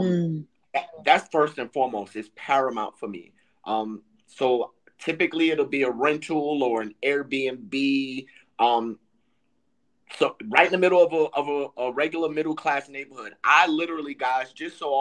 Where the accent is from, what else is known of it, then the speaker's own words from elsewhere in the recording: New York City, New York, United States; moved away; I grew up in New York City around Spanish speakers